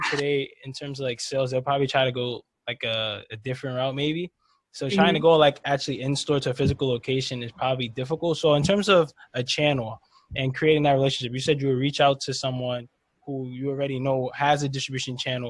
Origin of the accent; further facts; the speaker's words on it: New York, United States; obviously I'm from New York